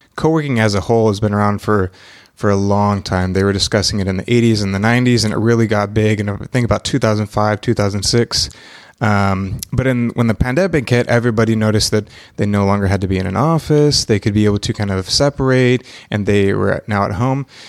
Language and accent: English; Mexico; also born or lived in Texas / Oklahoma City; now in Wilkes County, United States; born in Texas, um, but I was raised in Mexico and have traveled abroad for a long time